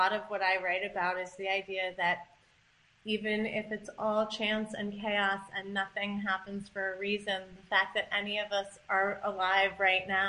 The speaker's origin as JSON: {"language": "English", "town": "Ithaca", "region": "New York", "country": "United States", "tie": "born or raised there", "said": "I grew up in Ithaca"}